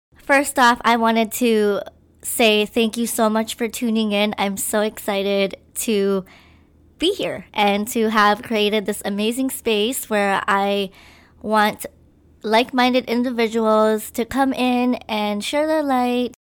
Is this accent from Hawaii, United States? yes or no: yes; Maui, Hawaii, United States; also born or lived in Philippines; I was born in the Philippines, and my family and I moved to Hawaii on the island of Maui. I basically grew up here. Hawaii has always been my home.